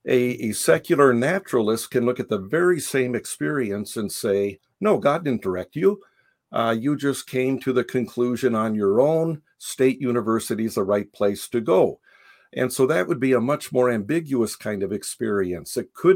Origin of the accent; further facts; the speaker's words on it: Japan; moved away as an adult; It might be a little helpful in understanding the book to know that I was born in Japan. I grew up in Japan. My parents were missionaries there. So until age 18, I had that cross-cultural experience.